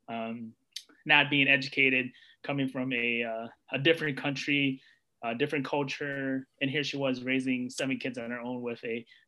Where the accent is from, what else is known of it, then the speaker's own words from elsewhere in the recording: United States; They escaped a war-torn country, came to U.S. I was born here, so, being a U.S. citizen